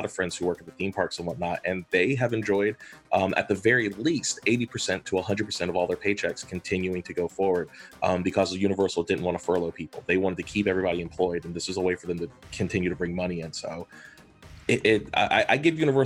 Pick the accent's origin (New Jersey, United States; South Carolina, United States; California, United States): South Carolina, United States; Columbia; now in Charleston, United States; where we grew up in Columbia